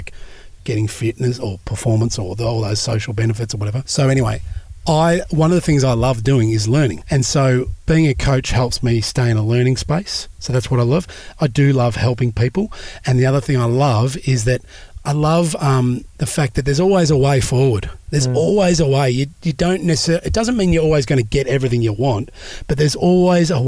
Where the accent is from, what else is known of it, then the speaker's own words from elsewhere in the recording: Australia; I'm Australian